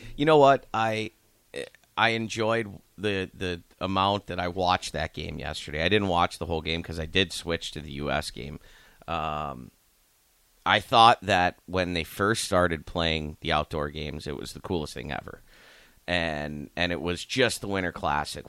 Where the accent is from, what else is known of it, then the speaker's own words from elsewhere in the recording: Youngstown, Ohio, United States; now in Lincoln, United States; I'm from Youngstown